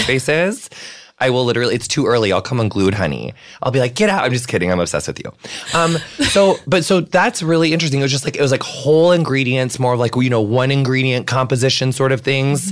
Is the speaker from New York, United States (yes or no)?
no; Illinois, United States; I'm from Illinois